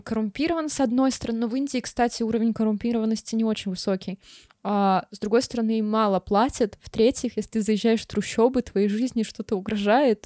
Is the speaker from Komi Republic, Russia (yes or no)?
yes; Pechora, Komi Republic, Russia; Я, короче, из Печоры, и это позволяет мне унижать другие города, потому что хуже моего города найти, ну, сложно